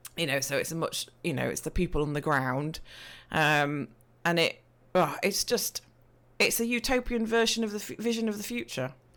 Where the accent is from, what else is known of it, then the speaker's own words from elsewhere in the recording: East Midlands, United Kingdom; I am from, uh, the Midlands of the U K, so if you're looking at a map and you see Nottingham, Leicestershire, Derbyshire, that's, I'm in that vicinity of, of Great Britain.